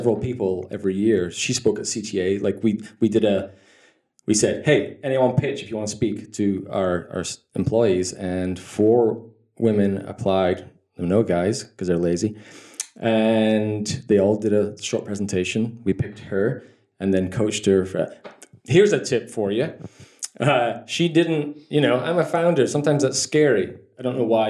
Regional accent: Scotland, United Kingdom; moved away; also born or lived in Dublin; I grew up in Scotland

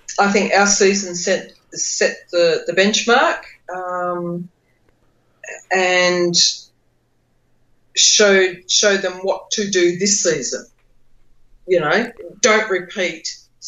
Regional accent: Australia; I'm Australian

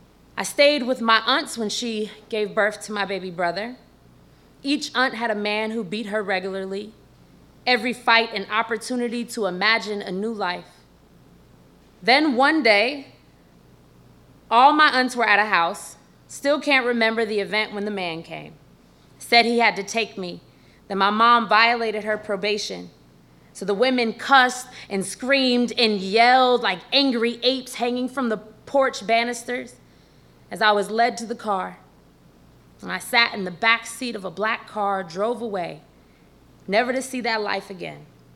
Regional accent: San Francisco, California, United States; it doesn't look like I'm from the Tenderloin of San Francisco, where to this day, needles litter the street, crack pipes are as regular as cigarettes.

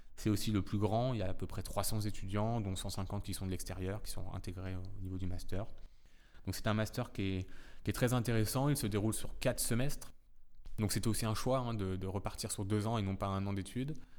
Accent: Saint-Lô, Normandy, France; moved away as an adult; also born or lived in Nantes; now in Paris, France; je suis originaire de Saint-Lô dans la Manche

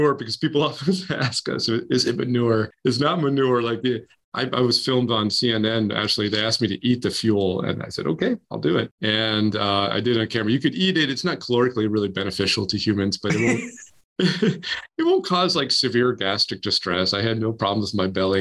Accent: Maine, United States; I grew up in Maine, where you can see the universe

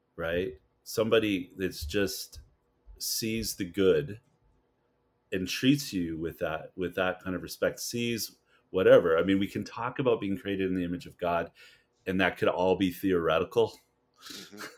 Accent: Canada; moved away; as a Canadian here

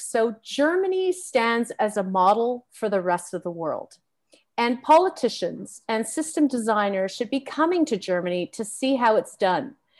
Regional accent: Canada; As a Canadian

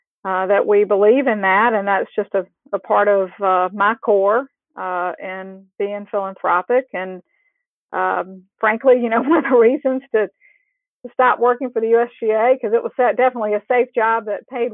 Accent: South Carolina, United States; moved away as an adult; now in Houston, United States; I grew up in South Carolina

